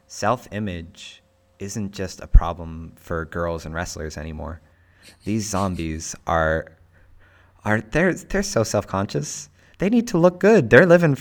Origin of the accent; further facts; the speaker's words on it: United States; we're American